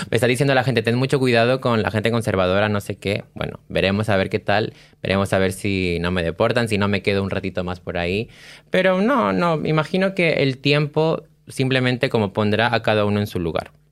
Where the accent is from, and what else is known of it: Peru; now in Spain